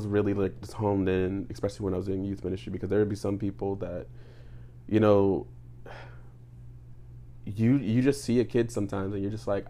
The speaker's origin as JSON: {"language": "English", "town": "New Orleans", "region": "Louisiana", "country": "United States", "said": "like I said, I'm 27 years old. I am originally from New Orleans, Louisiana."}